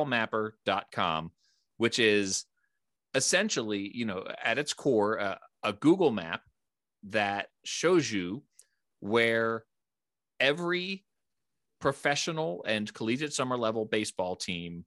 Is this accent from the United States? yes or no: yes; East Coast, United States; now in Fort Collins, United States; I'm originally from the East Coast